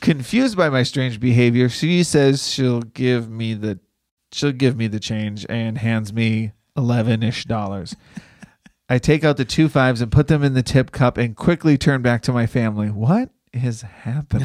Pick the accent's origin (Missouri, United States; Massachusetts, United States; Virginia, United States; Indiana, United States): Massachusetts, United States; Boston; I'm from Boston